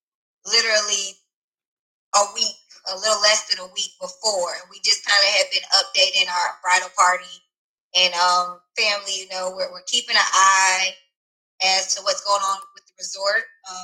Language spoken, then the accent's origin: English; Baton Rouge, Louisiana, United States; I say we're both from Baton Rouge, but I'm a military baby.